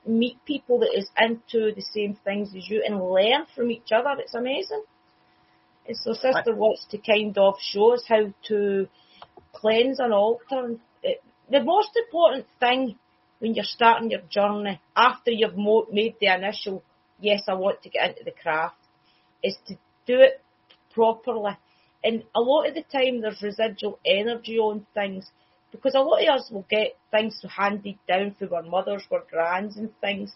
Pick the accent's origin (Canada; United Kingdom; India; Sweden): United Kingdom; Scotland; I'm Scottish